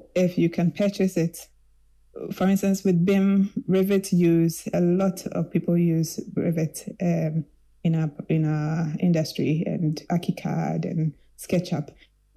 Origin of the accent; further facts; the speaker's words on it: Kumasi, Ashanti, Ghana; I grew up in Kumasi